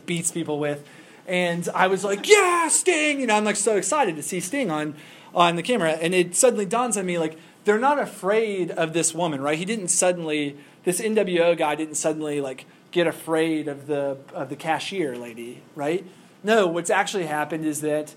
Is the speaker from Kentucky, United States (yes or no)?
yes; Kentucky, United States; I'm from Kentucky